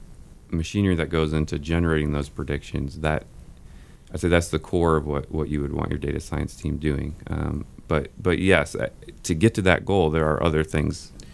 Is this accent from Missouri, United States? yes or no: yes; St. Louis, Missouri, United States; now in Kansas City, United States; St. Louis.